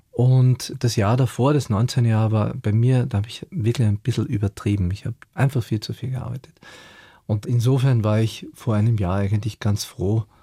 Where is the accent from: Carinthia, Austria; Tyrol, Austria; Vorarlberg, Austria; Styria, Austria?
Carinthia, Austria; Klagenfurt; moved away as an adult; also born or lived in Vienna; Also ich bin in Klagenfurt aufgewachsen und bin dann mit 19 nach Wien und habe Aufnahmesprüfung gemacht